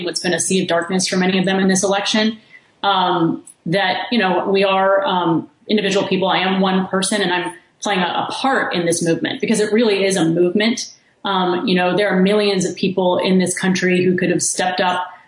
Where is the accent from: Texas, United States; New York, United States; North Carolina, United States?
Texas, United States; Kingwood; moved away; also born or lived in Washington, D.C.; I'm from Texas. I grew up in Kingwood, Texas.